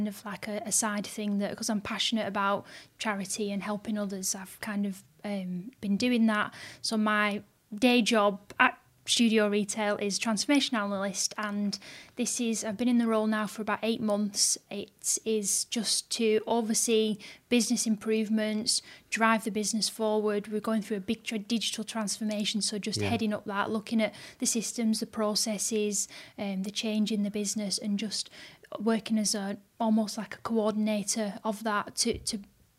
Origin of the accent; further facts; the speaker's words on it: Bolton, North West England, United Kingdom; Born and bred in Bolton. My grandparents, grandma still lives here. They've always lived here.